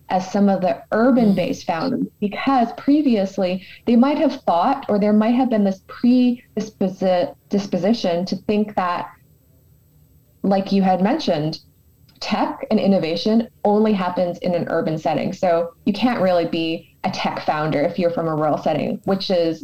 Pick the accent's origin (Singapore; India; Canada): Canada; Edmonton, Alberta; having been born and raised in Edmonton